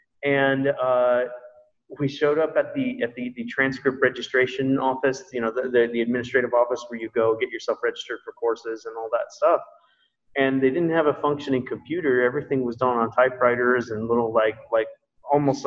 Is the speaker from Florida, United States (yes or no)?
no; Hawaii, United States; moved away; I grew up in Hawaii